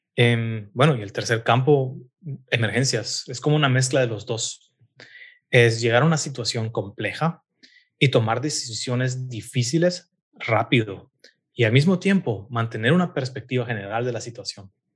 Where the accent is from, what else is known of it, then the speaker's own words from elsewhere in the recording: Guatemala City, Guatemala Department, Guatemala; moved away as an adult; also born or lived in Hamburg, Germany; now in Berlin, Germany; Yo nací y crecí en la ciudad de Guatemala